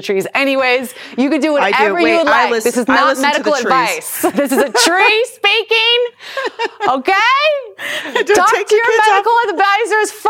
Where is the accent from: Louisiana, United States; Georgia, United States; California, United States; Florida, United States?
California, United States; Southern; I was born and raised here in Southern California.